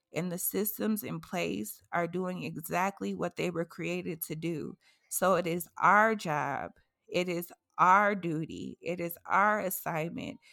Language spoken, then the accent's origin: English; Massachusetts, United States; moved away; my hometown, Massachusetts